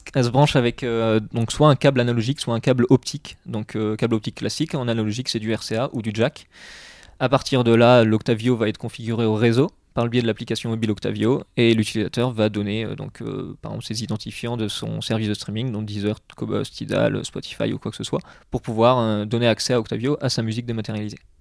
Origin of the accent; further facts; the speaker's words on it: Bourges, Centre-Val de Loire, France; moved away as an adult; also born or lived in Reims; now in Lille, France; je suis originaire de Bourges, donc dans le centre de la France.